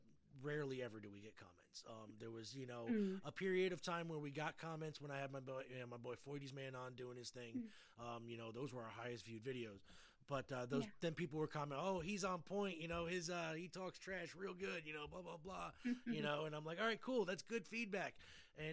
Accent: United States; me as an American

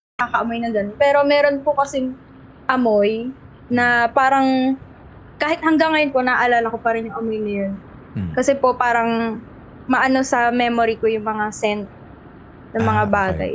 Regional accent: Rosario, Calabarzon, Philippines; So, from Cavite po ako. Rosario, Cavite

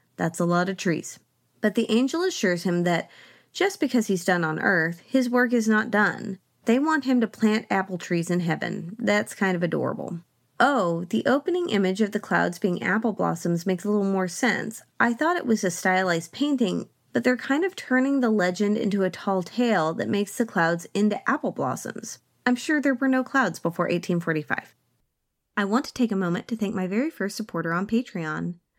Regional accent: Oklahoma, United States; I grew up in Oklahoma on the land of the Ponca tribe

